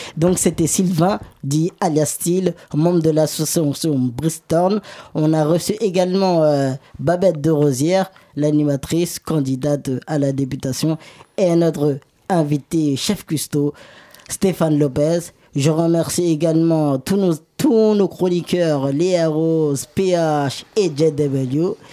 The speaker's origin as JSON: {"language": "French", "country": "Senegal", "said": "moi je suis sénégalais"}